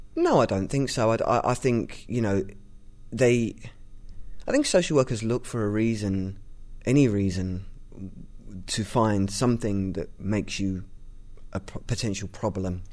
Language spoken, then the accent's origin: English; London, United Kingdom; I'm from East London